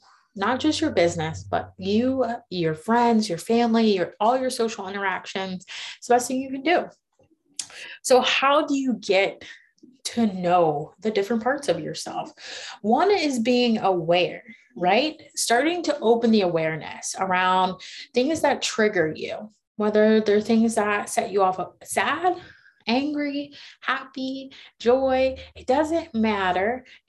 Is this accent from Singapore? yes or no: no; Myrtle Beach, United States; now in Charlotte, United States; And so we're primarily based out of Charlotte, but I come from Myrtle Beach in Maryland.